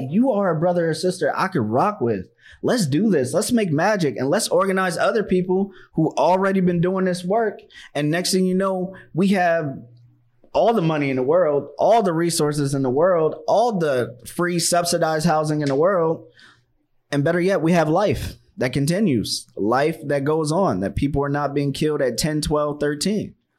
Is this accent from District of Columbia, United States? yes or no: yes; Washington, District of Columbia, United States; moved away; I'm from Chocolate City, I'm from Washington, D C